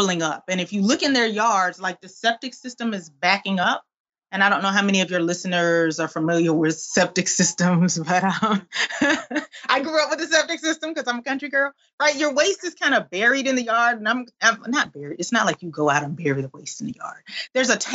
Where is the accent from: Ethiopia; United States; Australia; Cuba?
United States; Albany, Georgia; I'm from South Georgia. I'm from a little town called Albany, Georgia